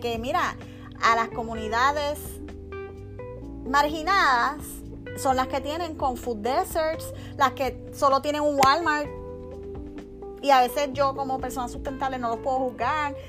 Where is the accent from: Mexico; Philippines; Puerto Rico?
Puerto Rico; moved away as an adult; also born or lived in San Juan; now in Miami, United States; me mudé de Puerto Rico aquí